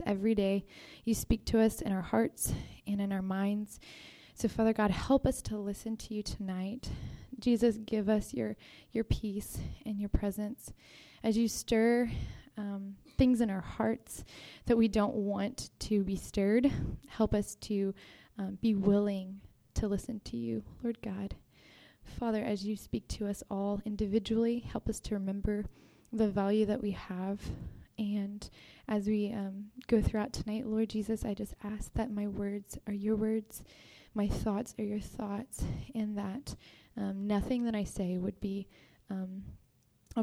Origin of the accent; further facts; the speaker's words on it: Texas, United States; moved away; I'm from Texas